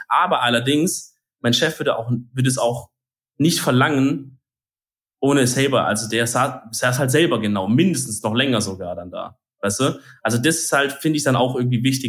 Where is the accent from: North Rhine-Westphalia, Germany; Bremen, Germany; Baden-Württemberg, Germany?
Baden-Württemberg, Germany; Bei uns in Bad württemberg